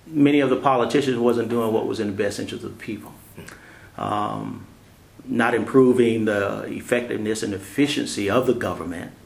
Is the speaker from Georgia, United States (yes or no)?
yes; Atlanta, Georgia, United States; moved away as an adult; now in Augusta, United States; I'm originally from Atlanta